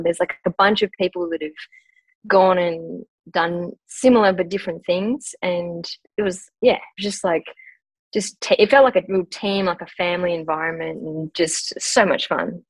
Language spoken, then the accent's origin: English; northwest of Western Australia, Australia; I grew up in a country town. So I was born in a pretty remote uh, mining community in the northwest of Western Australia.